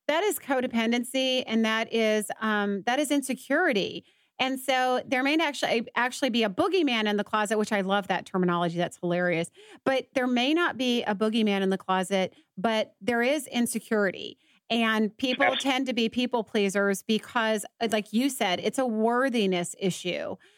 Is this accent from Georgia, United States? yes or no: yes; Atlanta, Georgia, United States; now in Dallas, United States; I'm from Atlanta, and I've I grew up on the East Coast